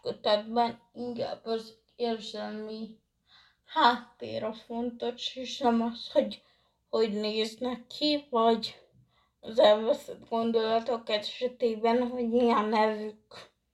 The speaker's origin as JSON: {"language": "Hungarian", "country": "Hungary", "said": "én magyar vagyok"}